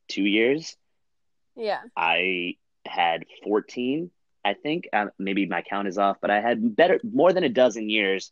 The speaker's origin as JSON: {"language": "English", "region": "Connecticut", "country": "United States", "tie": "born or raised there", "said": "I grew up in Connecticut"}